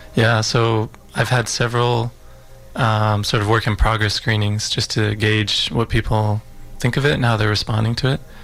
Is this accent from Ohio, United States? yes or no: no; Utah, United States; I was born in Utah um, in the States.